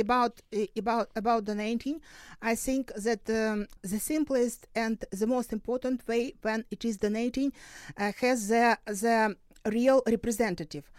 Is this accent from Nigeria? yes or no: no; Luhansk Oblast, Ukraine; moved away; also born or lived in Dnipro, Ukraine; I was born in Luhansk region, so this is my motherland